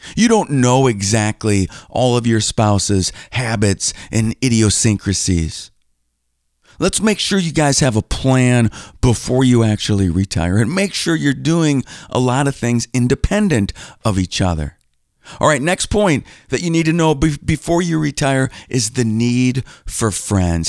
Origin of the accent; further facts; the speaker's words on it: Green Bay, Wisconsin, United States; moved away as an adult; now in Milwaukee, United States; I grew up in Green Bay